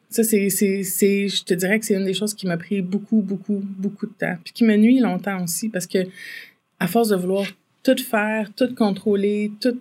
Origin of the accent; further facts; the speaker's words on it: Farnham, Quebec, Canada; viens de Farnham. Euh, en fait, euh, entre Farnham, entre puis Saint-Césaire, sur le, la rivière euh, Yamaska, en fait, j'étais euh, j'ai grandi sous le bord de la rivière Yamaska.